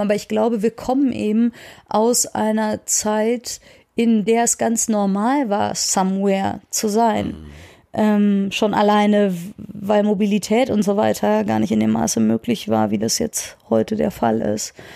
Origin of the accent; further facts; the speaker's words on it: Soest, North Rhine-Westphalia, Germany; ich bin ja in der Soester Innenstadt groß geworden